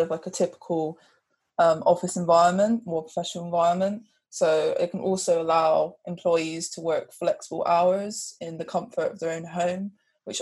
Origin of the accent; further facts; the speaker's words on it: Bristol, South West England, United Kingdom; I'm from Bristol, which is where I've grown up for all my life.